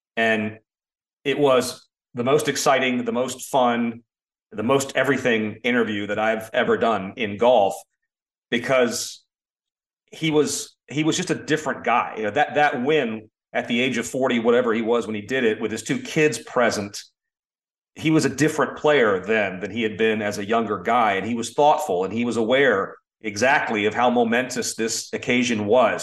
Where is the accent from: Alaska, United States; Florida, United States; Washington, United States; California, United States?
Florida, United States; Orlando; I grew up in Orlando